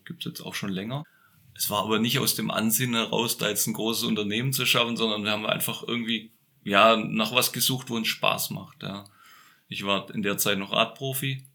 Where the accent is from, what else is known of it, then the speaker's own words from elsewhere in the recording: Böblingen, Baden-Württemberg, Germany; now in Franconian Lake District, Germany; ich bin ja Schwabe, also gebürtig in Böbling.